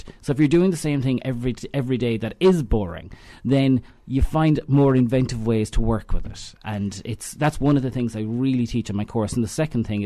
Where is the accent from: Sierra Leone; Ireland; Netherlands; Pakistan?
Ireland; Knockcroghery and Kilteevan, Connacht; I'm from Knockrockery and Kilteven. I kind of straddle, but I almost live across a bridge